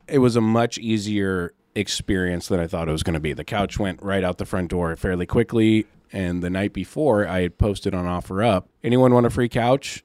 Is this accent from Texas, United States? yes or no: no; Seattle, Washington, United States; now in California, United States; I'm from Seattle, and down here in California